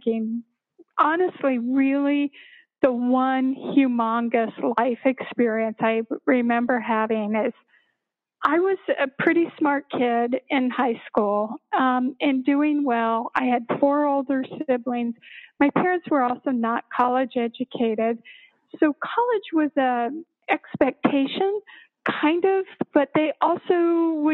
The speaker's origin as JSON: {"language": "English", "town": "Littleton", "region": "Colorado", "country": "United States", "tie": "born or raised there", "said": "I grew up in Littleton, actually."}